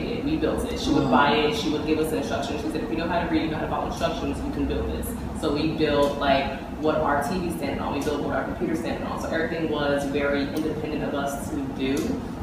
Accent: Miami, Florida, United States; I grew up in Miami, Florida.

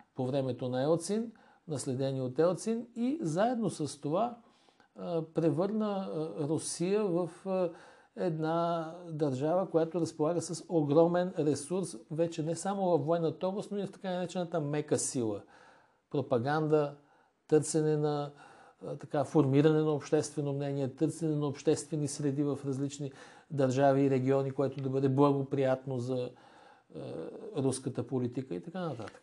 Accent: Bulgaria; аз лично като български гражданин

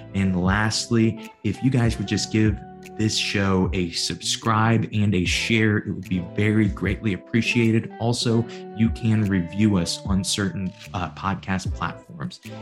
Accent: Granite City, Illinois, United States; I'm a nobody from Granite City, Illinois

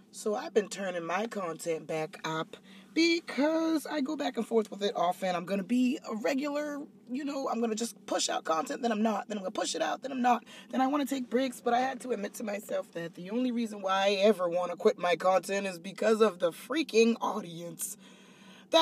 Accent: Charleston, United States; moved away as an adult; So my hometown has been taking up this torch against me

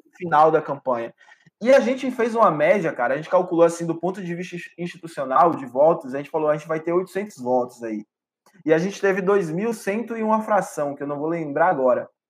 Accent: Ipirá, Bahia, Brazil; Eu sou, cara, um pivete nascido do interior do interior da Bahia, numa cidade de média 60 mil habitantes, chamada Ipirá

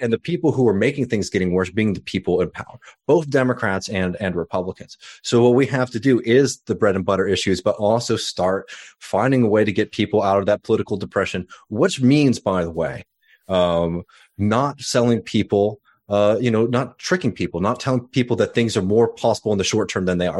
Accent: Austin, Texas, United States; born or raised there; now in South Carolina, United States

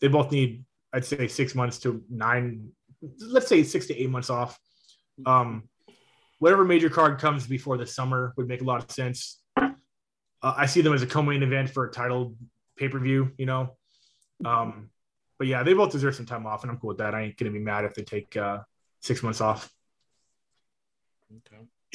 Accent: Anaheim, California, United States; my hometown of Anaheim, California

